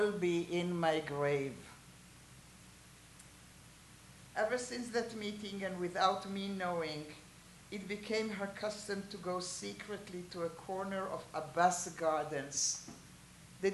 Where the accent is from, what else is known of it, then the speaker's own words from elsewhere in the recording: Haifa, Haifa District, Israel; I was raised in Haifa. I have family living there